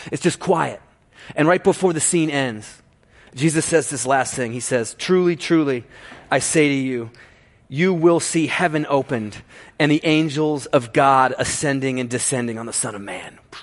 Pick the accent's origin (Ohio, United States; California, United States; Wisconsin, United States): Ohio, United States; growing up in Ohio